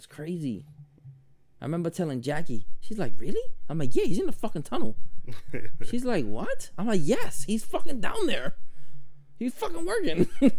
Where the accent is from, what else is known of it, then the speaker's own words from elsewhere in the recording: Grenada; now in United States; growing up in Grenada